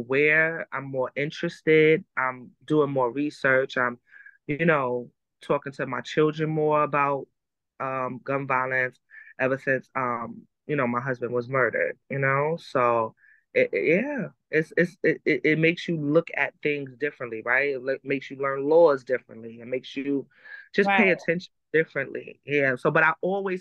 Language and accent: English; New York City, New York, United States; We're from Harlem